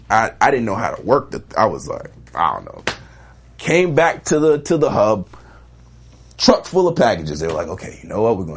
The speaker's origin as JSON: {"language": "English", "region": "New York", "country": "United States", "said": "Now, I'm from New York. I don't have a car."}